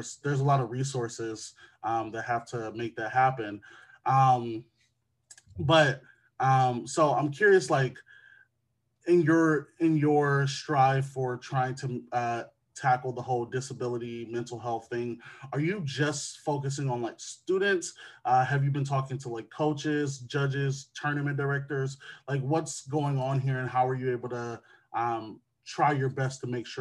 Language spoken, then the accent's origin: English; Wisconsin, United States; my home state of Wisconsin